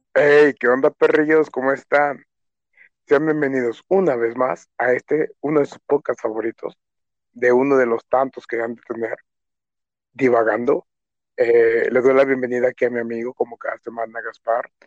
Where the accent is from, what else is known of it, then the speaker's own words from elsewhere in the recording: Mexico; Soy un cocinero mexicano.